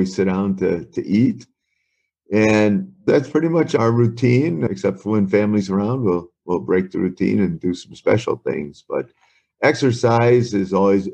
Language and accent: English; Wisconsin, United States; moved away as an adult; also born or lived in Oklahoma / Chicago, Illinois / Arizona; growing up in Wisconsin and then moving to Chicago